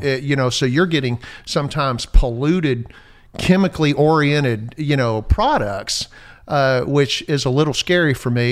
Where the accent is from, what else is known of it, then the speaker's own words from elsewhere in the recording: Natchitoches, Louisiana, United States; moved away; growing up in Louisiana